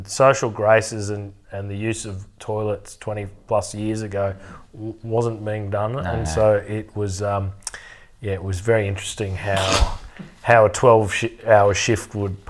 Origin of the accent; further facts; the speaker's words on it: Australia; me being the new Aussie on the job